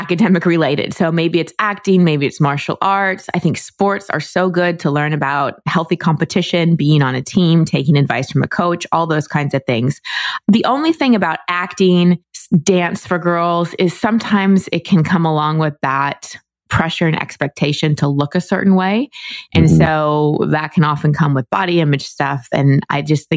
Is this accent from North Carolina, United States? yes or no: no; Dallas, Texas, United States; also born or lived in Wisconsin; my parents grew up in Wisconsin, and so we moved to Dallas when I was barely 2.